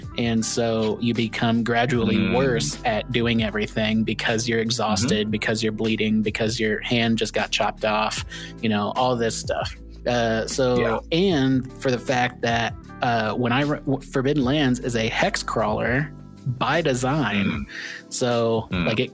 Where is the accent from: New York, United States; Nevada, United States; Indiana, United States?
Indiana, United States; I grew up in Indiana where there's a ton of shitty backwater towns.